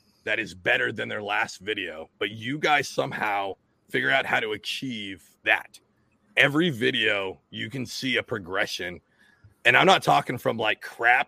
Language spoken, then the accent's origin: English; Washington, United States; now in New Jersey, United States; I grew up in Washington State